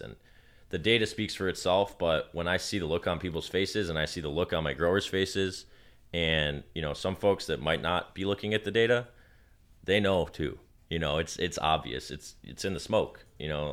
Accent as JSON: {"language": "English", "town": "Detroit", "region": "Michigan", "country": "United States", "said": "I'm from Detroit"}